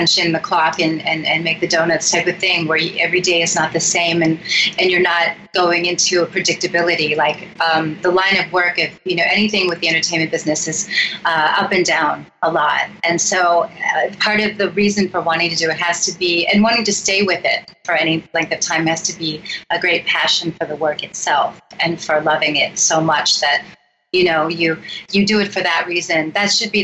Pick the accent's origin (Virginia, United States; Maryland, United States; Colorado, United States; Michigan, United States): Michigan, United States; Romeo; also born or lived in Rochester, Michigan; I was born in Rochester, and I actually grew up in Romeo, which is just outside of Rochester on a farm